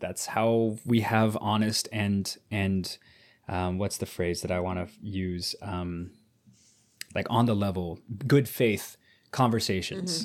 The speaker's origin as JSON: {"language": "English", "country": "United States"}